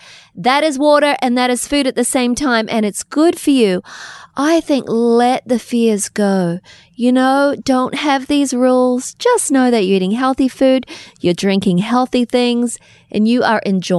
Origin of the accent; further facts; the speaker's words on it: New Zealand; also born or lived in Australia; now in United States; Now, we grew up in New Zealand and Australia where it's culture.